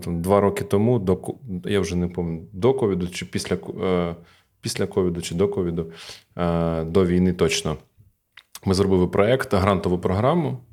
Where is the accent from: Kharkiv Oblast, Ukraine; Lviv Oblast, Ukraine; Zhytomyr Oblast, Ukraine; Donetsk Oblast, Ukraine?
Kharkiv Oblast, Ukraine; Kharkiv; born or raised there